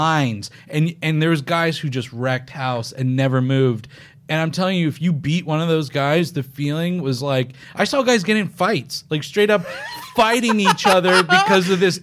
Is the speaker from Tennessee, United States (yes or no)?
no; Oregon, United States; I'm from Oregon